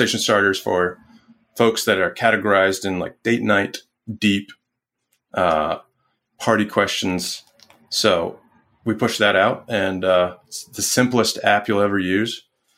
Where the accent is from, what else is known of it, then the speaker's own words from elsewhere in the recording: New York, United States; also born or lived in Salt Lake City / San Mateo / Salisbury, Maryland; now in Richmond, United States; I'm from New York, my family's there